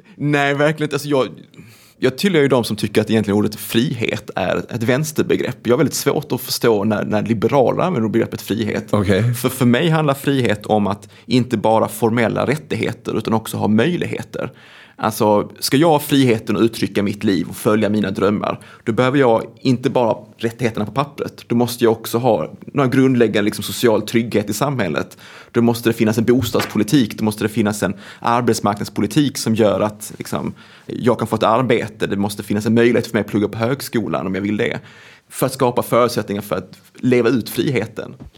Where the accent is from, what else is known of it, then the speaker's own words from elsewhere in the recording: Svedala, Skåne, Sweden; now in Gothenburg, Sweden; Jag är uppvuxen på en grisgård som heter Grönjung som ligger mellan två samhällen med ett Bara och Klågrupp utanför Malmö. Det är en mm. kommun som heter Svedala